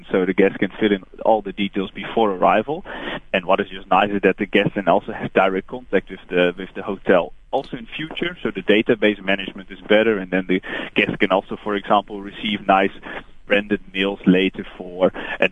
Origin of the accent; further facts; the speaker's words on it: Netherlands; English is a second language; moved away as an adult; now in South Africa; I'm from the Netherlands, but I moved to this beautiful country 5 years ago. Can't get rid of the accent.